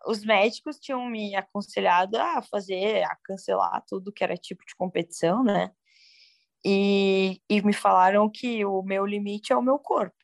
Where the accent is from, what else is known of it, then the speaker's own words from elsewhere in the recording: Porto Alegre, Rio Grande do Sul, Brazil; Sou de Porto Alegre, nascida, nascida e criada